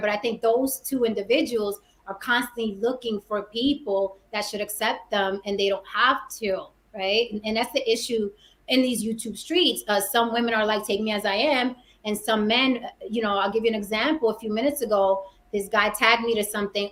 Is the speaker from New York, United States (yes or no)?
yes; New York City, New York, United States; I'm also from the Bronx, New York, born and raised. I'm from the Bronx.